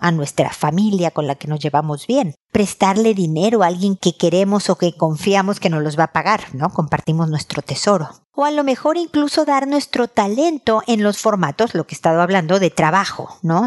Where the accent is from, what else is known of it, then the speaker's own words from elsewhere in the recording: Mexico; moved away as an adult; also born or lived in United States / Chile; cuando nos fuimos de México, de donde somos originarios, a Estados Unidos